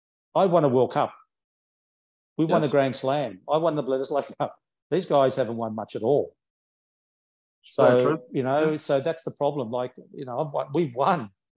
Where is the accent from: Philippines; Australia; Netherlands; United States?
Australia; also born or lived in Italy; I was born in the 60s. You know, I was born here in Australia.